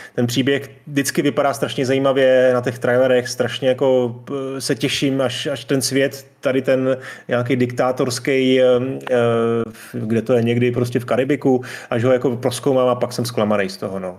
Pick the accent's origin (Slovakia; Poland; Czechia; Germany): Czechia; tady u nás v Čechách